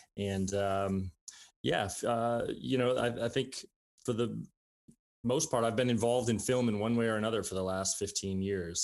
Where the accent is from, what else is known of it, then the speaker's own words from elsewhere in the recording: Saint Paul, Minnesota, United States; moved away as an adult; also born or lived in Grinnell, Iowa; now in Iowa City, United States; I was born in Saint Paul, Minnesota. I grew up there